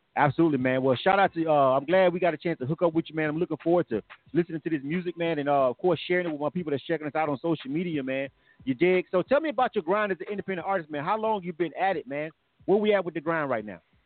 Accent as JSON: {"language": "English", "town": "Panama City", "region": "Florida", "country": "United States", "tie": "born or raised there", "moved": "as an adult", "lives_now": "Atlanta, United States", "said": "I'm from Florida. I'm actually from Panama City. I'm born and raised"}